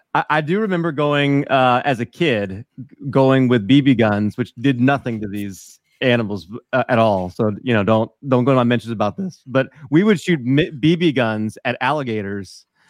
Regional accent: New Orleans, Louisiana, United States; I'm from New Orleans

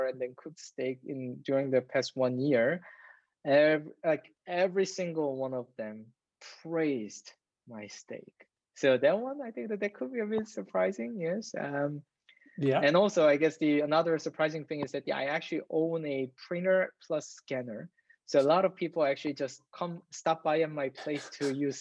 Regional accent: Seoul, South Korea; moved away as an adult; I was raised in Seoul, which is the capital of Korea.

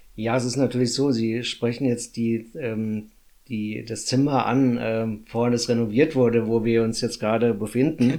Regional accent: Runkel, Hesse, Germany; natürlich bin ich hier in Runkel geboren, also in Hessen geboren. Und ähm, das ist natürlich meine Heimat.

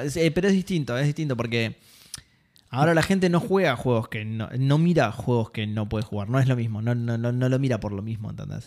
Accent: Argentina; soy argentino

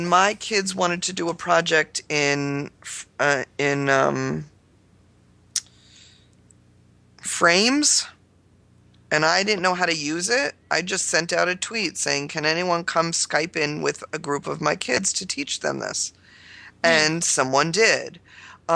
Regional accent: New York, United States; I'm a New Yorker.

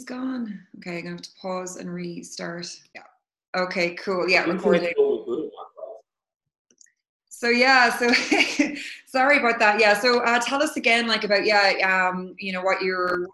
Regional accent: Cork, Munster, Ireland; moved away as an adult; now in Dublin, Ireland; I'm in Ireland now, but I'm from Cork. I live in Dublin, and probably might move back to Cork at some point

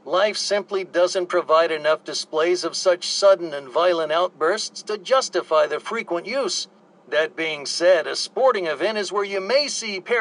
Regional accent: Georgia, United States

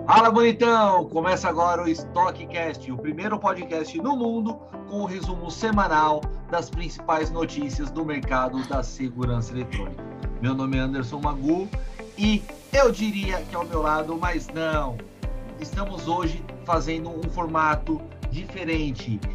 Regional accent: São Paulo, Brazil; Eu, como paulistano

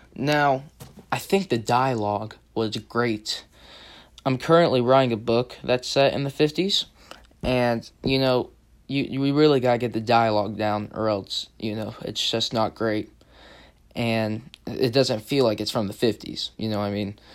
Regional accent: the South, United States; I'm from the South, so I know how one sounds

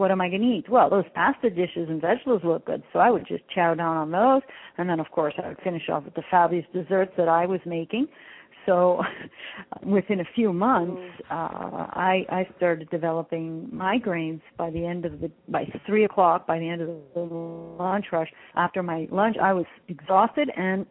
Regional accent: Canada; I come from Greek parents. I was born in Canada, but I come from Greek parents

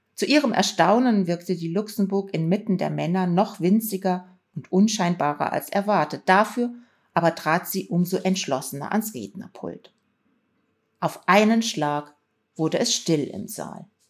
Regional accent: Rhineland, Germany; Ich bin im Rheinland aufgewachsen

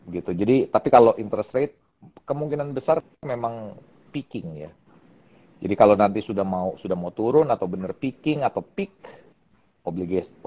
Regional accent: Indonesia; kalau ditanya inflation di Indonesia seperti apa, kita bisa merasakan karena kita orang Indonesia dan kita tinggal di Indonesia.

